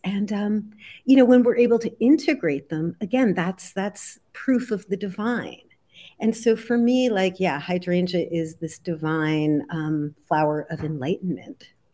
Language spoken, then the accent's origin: English; New Jersey, United States; I grew up in New Jersey in the seventies